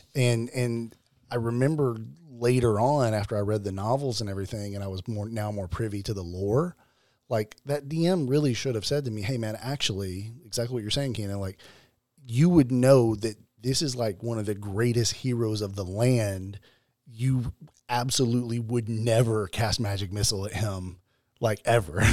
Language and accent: English; Arkansas, United States; I'm from Arkansas